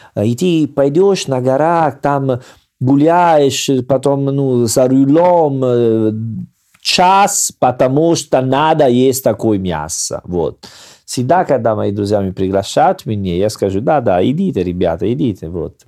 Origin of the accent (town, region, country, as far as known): Salerno, Campania, Italy; born or raised there; Russian is a second language